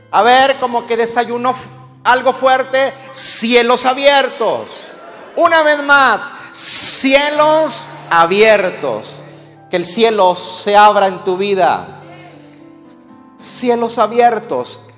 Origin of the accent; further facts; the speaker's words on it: Mexico; now in United States; Los que nacimos en México o los que procedemos de México